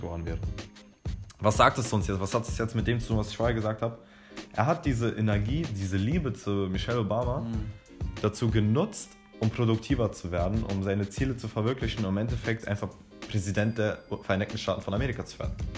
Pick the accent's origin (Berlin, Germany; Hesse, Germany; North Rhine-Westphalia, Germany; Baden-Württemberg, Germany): Berlin, Germany; ich bin 17 Jahre alt und ich komme aus Berlin.